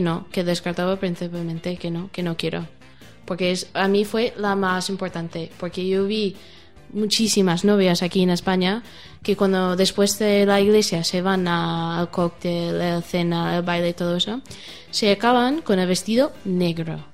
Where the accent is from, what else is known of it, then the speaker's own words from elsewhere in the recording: United States; Spanish is a second language; moved away as an adult; also born or lived in Germany; now in Spain; soy americana